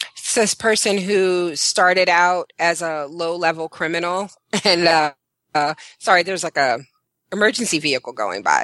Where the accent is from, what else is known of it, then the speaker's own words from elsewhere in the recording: New York City, New York, United States; I'm from Brooklyn, New York.